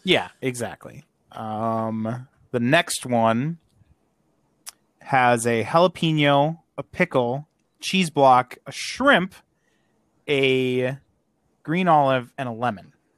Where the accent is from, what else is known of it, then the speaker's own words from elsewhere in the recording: Wisconsin, United States; I am from Wisconsin.